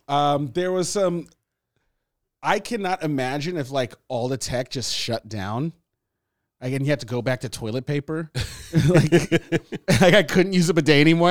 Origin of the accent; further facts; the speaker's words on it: Los Angeles, California, United States; when you grow up in L